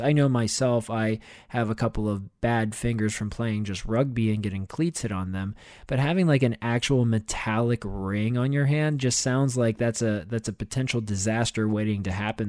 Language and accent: English; Pittsburgh, Pennsylvania, United States; I grew up in Pittsburgh